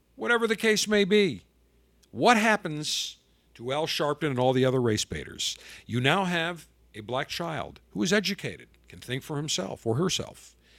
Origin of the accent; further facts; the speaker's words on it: Buffalo, New York, United States; now in Tampa, United States; I grew up in Buffalo